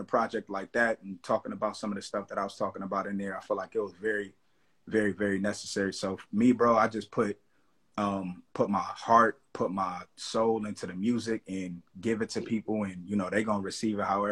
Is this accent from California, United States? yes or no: yes; Los Angeles, California, United States; I'm from the Crenshaw District, Los Angeles. You know what I'm saying? Born, raised, bred, you know, still here